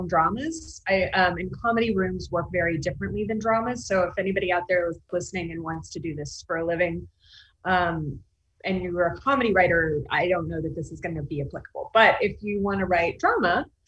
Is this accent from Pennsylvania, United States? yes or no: no; Texas, United States; also born or lived in New York; now in Los Angeles, United States; I grew up in Texas